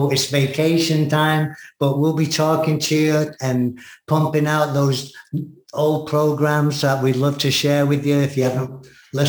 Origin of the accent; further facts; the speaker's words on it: England, United Kingdom; now in United States; I'm American English